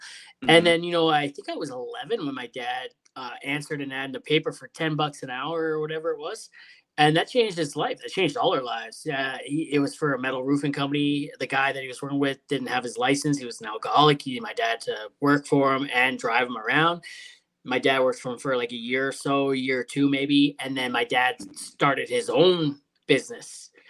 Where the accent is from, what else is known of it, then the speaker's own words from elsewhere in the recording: Hamilton, Ontario, Canada; also born or lived in Sault Ste. Marie; Originally, I'm out west now, but, you know, I'm from Hamilton originally. So we moved up north for a bit to the Sault Ste. Marie.